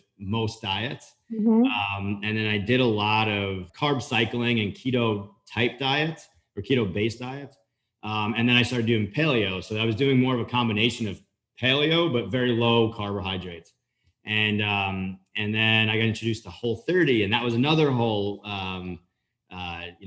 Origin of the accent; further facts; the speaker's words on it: Long Island, near the Hamptons, New York, United States; moved away as an adult; also born or lived in Florida; I grew up right outside of the Hamptons up in Long Island